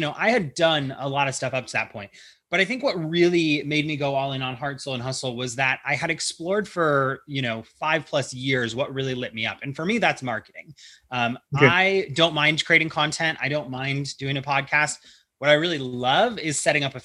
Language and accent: English; Ohio, United States; now in California, United States; I'm from Ohio